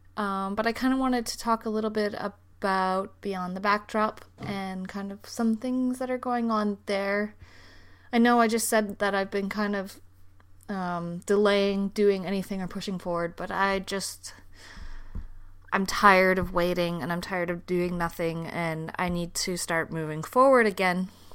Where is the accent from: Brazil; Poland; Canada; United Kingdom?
Canada; moved away as an adult; now in Denmark; I am a Canadian who is living in Denmark.